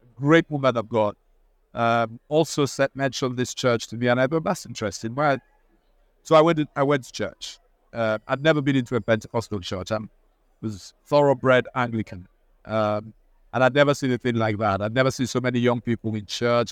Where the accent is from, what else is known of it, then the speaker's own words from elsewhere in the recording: Nigeria; now in United Kingdom; I'm also Nigerian